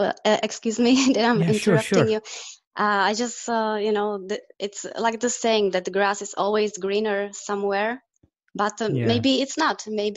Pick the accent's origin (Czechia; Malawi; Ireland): Czechia; moved away as an adult; now in California, United States; I came from Czech Republic